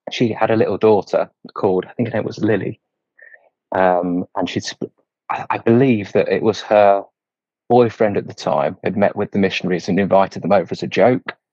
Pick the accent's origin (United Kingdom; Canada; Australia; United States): United Kingdom; England; It was a really easy start to my mission because we're both English both had lots of similar experiences, similar backgrounds.